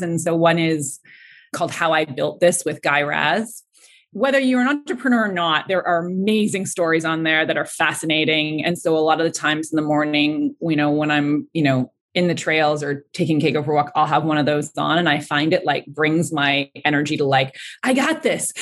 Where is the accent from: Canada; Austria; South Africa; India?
Canada; Ontario; moved away; I'm from Ontario